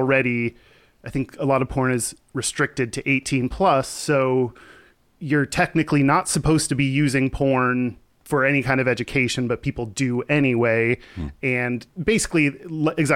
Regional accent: Texas, United States; I grew up in Texas

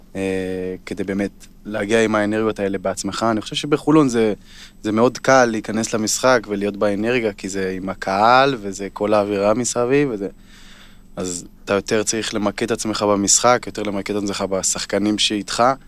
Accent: Kfar Vradim, Northern District, Israel; moved away; אני מהצפון, כמו שדיברנו על זה, גדלתי שם

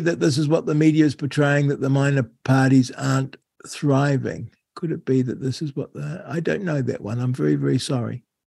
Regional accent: New Zealand; how I loved growing up in New Zealand. Uh, to be fair, I found it a little, little bit boring you know, small town New Zealand

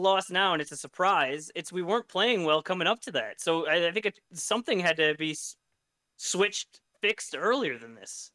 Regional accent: United States; as an American

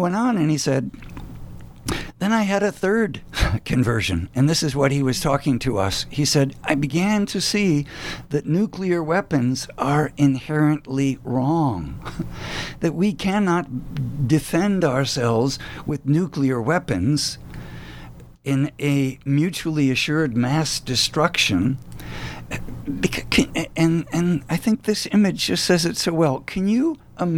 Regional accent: the American South, United States; as a Southerner

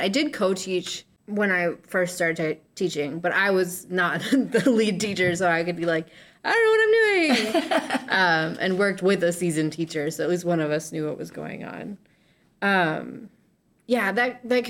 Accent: Kenosha, Wisconsin, United States; I'm from Kenosha, and was like, I have to move back home

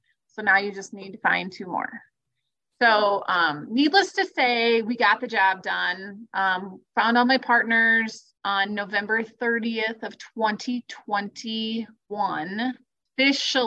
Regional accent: Webster, South Dakota, United States; moved away as an adult; also born or lived in Spearfish, South Dakota / Watertown, South Dakota; So I'm originally from Webster, South Dakota

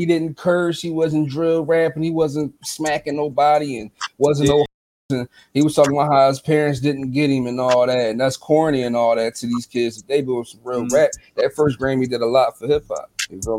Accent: Philadelphia, Pennsylvania, United States; But I'm in Philly. I'm from Philly.

